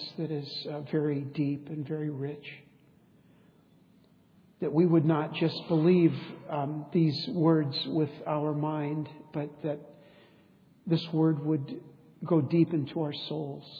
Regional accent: San Diego, California, United States; When I was a boy growing up in East County of San Diego

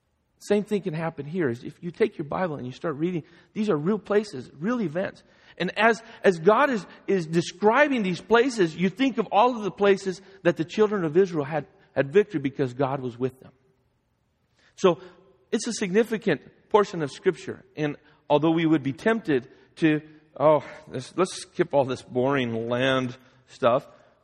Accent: Guadalajara, Jalisco, Mexico; As most of you know, I grew up in Guadalajara, Mexico. My parents are missionaries down there.

